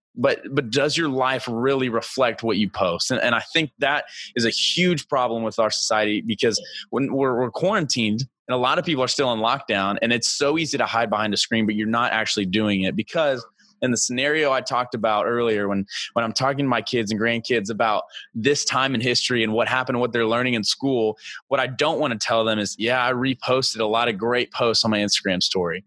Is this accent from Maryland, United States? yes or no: no; Missouri, United States; I'm from Missouri, but I was in I was in high school whenever the Ferguson deal went on